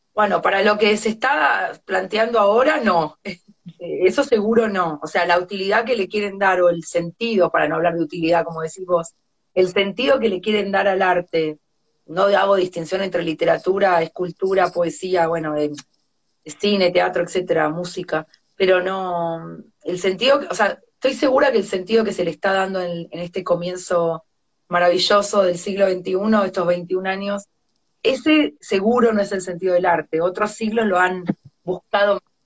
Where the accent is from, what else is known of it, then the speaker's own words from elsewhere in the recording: Argentina; also born or lived in Buenos Aires; now in France; somos argentinos